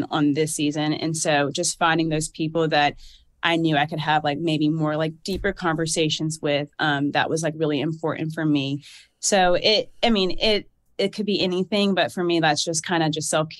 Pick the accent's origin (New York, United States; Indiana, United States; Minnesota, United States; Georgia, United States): Georgia, United States; accent: southern drawl; also born or lived in New Jersey / Alabama; I was born in New Jersey, but I basically have lived in Georgia my whole life